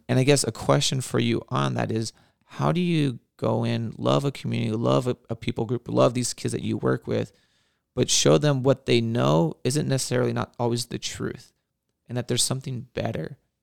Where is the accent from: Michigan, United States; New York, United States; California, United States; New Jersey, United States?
California, United States; Whittier; born and raised in Whittier